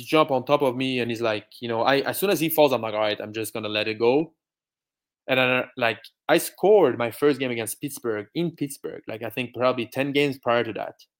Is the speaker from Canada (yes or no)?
no; France; English is a second language; And I don't care. Like, I'm from France.